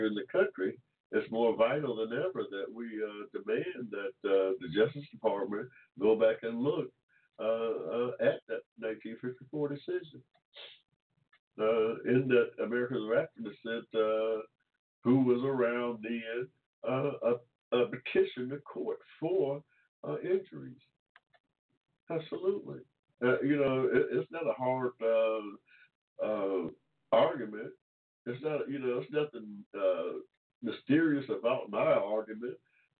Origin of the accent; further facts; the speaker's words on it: Georgia, United States; I was born here in Georgia in 1945 without 14th Amendment protections.